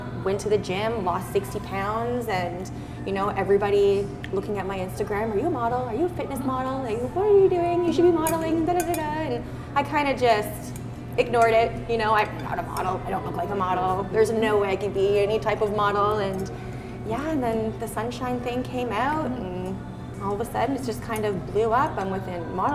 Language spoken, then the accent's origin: English; Kingston, Ontario, Canada; now in Hamilton, Canada; Kingston, Ontario. Yep. Born and raised in wonderful limestone city